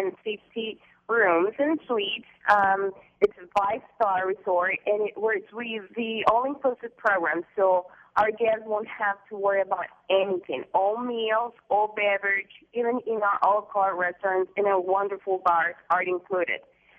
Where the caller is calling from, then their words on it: San Jose del Cabo, Baja California Sur, Mexico; I'm calling you from a beautiful beach in San Jose del Cabo, Mexico.